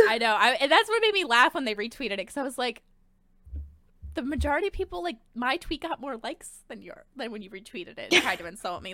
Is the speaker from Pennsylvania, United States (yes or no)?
yes; Delaware County, Pennsylvania, United States; now in Philadelphia, United States; I'm from Delco